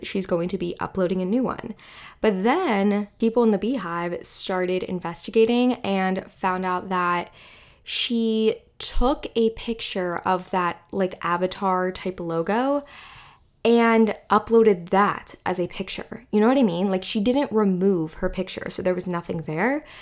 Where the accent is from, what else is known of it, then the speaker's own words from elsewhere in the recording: Western Pennsylvania, United States; where I grew up in Western Pennsylvania